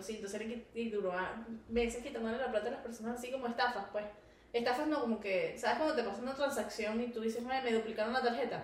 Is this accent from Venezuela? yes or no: yes; Venezuela; moved away; yo soy venezolana